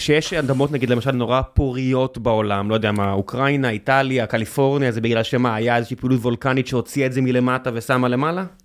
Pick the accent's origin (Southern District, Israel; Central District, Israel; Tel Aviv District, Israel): Southern District, Israel; Beersheba; moved away; כבאר שבעי, אני ב- לשעבר, אני תמיד, אתה יודע, כמי שנולד שם